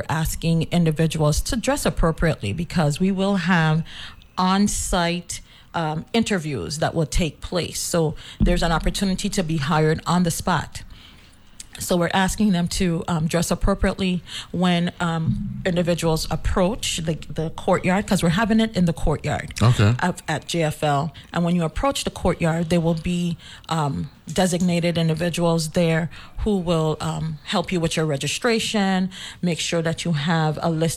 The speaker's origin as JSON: {"language": "English", "region": "St. Croix", "country": "U.S. Virgin Islands", "accent": "Cruzan", "said": "our Cruzan dialect"}